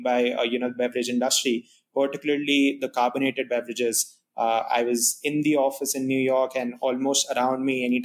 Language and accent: English; India; moved away as an adult; now in United States; And I'm not from the US, so I come from India